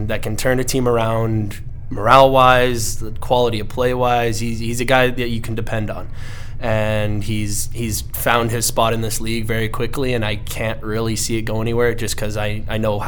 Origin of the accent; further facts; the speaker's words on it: Canada; As a Canadian